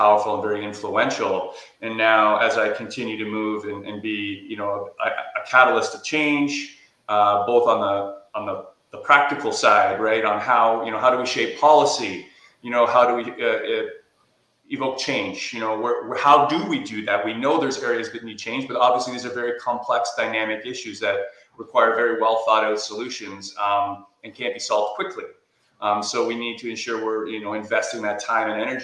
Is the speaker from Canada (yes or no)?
yes; Whitby, Ontario, Canada; I did my clinical residency at Ontario Shores in my hometown of Whitby, Ontario